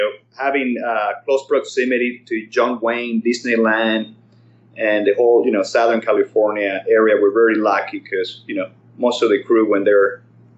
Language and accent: English; Caracas, Capital District, Venezuela; moved away as an adult; now in Irvine, United States; I was born in Caracas, Venezuela. My dad was a Spanish immigrant from the Canary Islands. And my mother was a Venezuelan